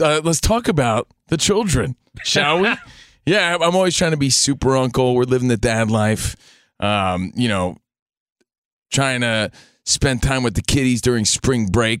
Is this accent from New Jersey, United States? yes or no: yes; New Jersey, United States; now in Los Angeles, United States; My sister's the only family I have out here in Los Angeles. Again, I'm from New Jersey.